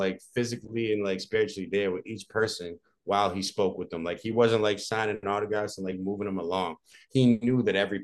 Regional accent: Braintree, Massachusetts, United States; also born or lived in Dorchester, Massachusetts / Quincy, Massachusetts; I'm from Braintree, Mass. I grew up in Braintree, Mass. I was born in Dorchester. I lived in Quincy first, and I grew up in Braintree.

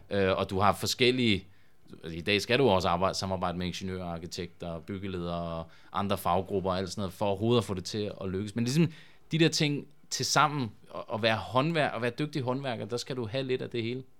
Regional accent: Svendborg, Southern Denmark, Denmark; jeg kommer fra Svendborg oprindeligt

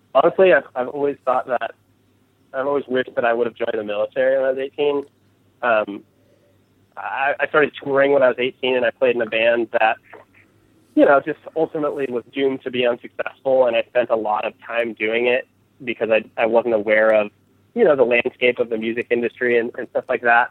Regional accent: California, United States; growing up in California

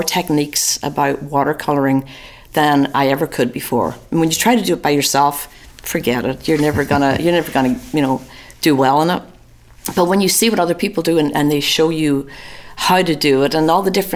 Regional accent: Newry, Northern Ireland, United Kingdom; moved away as an adult; also born or lived in London, England; now in Atlanta, United States; From Northern Ireland. I was born in a little town called Newry in County Down

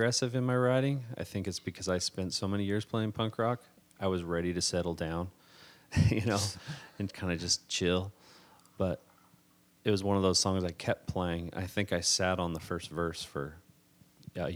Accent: Running Springs, California, United States; moved away as an adult; also born or lived in Minnesota; now in Harstine Island, United States; I was born and raised in Southern California, San Bernardino Mountains, little town called Running Springs

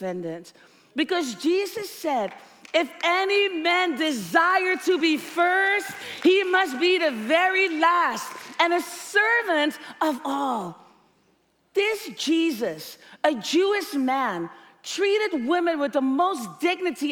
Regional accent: Netherlands; growing up in the Netherlands

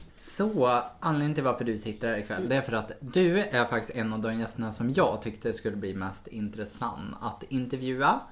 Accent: Sweden; som svensk

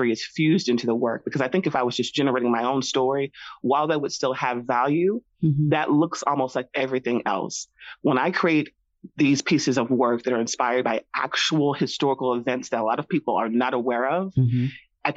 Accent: the South, United States; moved away; I am originally from the South. So I kind of grew up in this culture

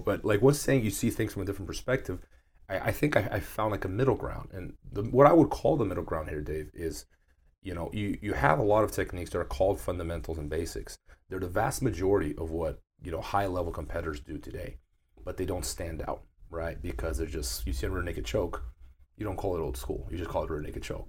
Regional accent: Brazil; moved away; my hometown in Brazil

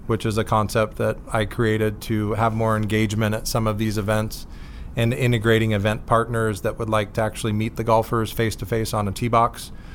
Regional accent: Bonita, California, United States; also born or lived in Richmond, Virginia; Grew up in San Diego, yeah. down in Bonita, California

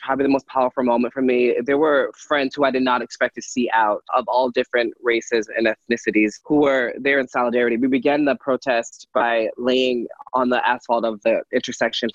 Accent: Philadelphia, Pennsylvania, United States; I was from Philadelphia

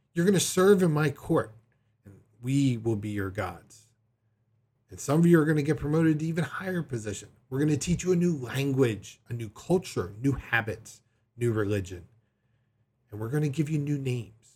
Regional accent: Delaware, United States; my home state of Delaware

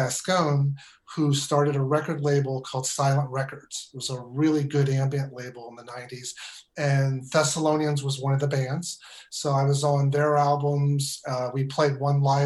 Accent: Stilton, Pennsylvania, United States; moved away as an adult; also born or lived in San Francisco; now in Northern California, United States; I grew up in Pennsylvania

